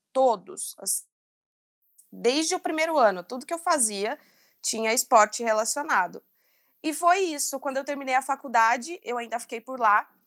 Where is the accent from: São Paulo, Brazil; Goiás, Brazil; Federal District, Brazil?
São Paulo, Brazil; São João da Boa Vista; now in São Paulo, Brazil; Estou em São Paulo há quase 10 anos, vim do interior de São João da Boa Vista.